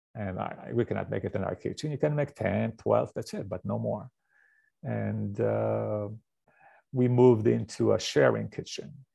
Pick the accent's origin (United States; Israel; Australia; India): Israel; moved away; I grew up in Israel